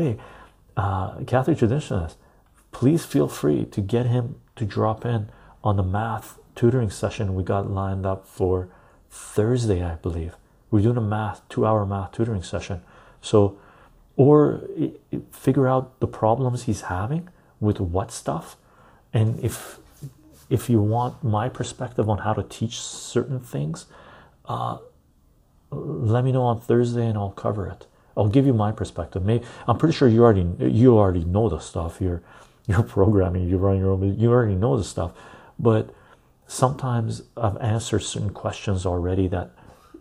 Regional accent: Canada; I'm a Canadian

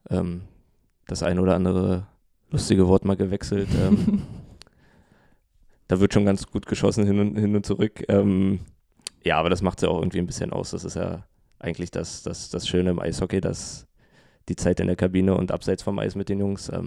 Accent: Berlin, Germany; Ähm, ich, ich komme nicht aus dem Osten, da ist das ein bisschen doller vertreten.

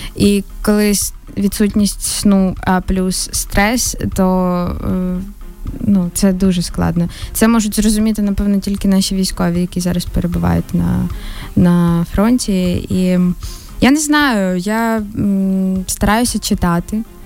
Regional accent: Ukraine; ми з України

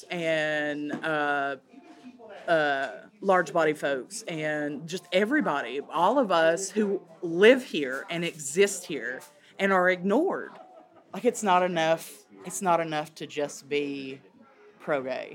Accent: Clintwood, Virginia, United States; also born or lived in Norfolk, Virginia; I grew up in Clintwood

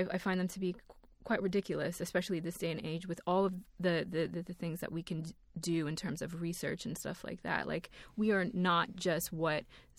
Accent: United States; We're both American

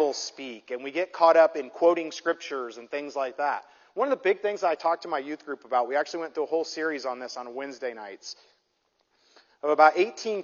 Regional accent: Midwest, United States; now in Southern California, United States; I grew up in the Midwest

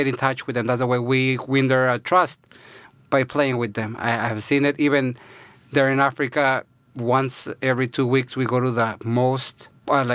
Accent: Guadalajara, Jalisco, Mexico; moved away; I was born in Mexico, in Guadalajara

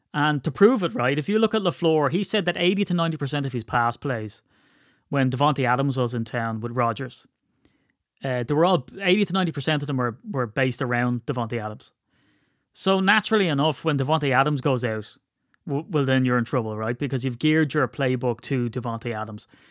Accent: Ireland; I'm Irish

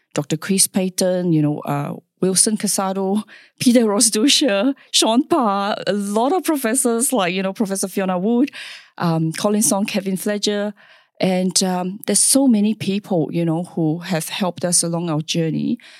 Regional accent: Singapore; moved away as an adult; now in Perth, Australia; I was born in Singapore, uh, where the culture is, uh, very interesting

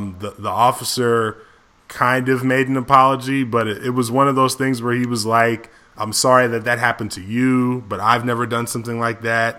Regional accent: Berrien Springs, Michigan, United States; my experience growing up in Andrews

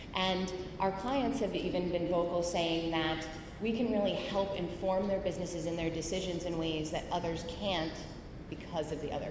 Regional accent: White Plains, New York, United States; I grew up mostly in White Plains, New York

